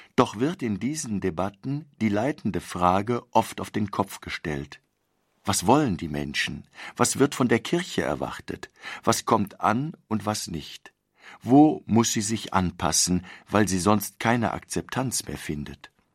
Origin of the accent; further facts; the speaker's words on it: Germany; wir als Deutsche leben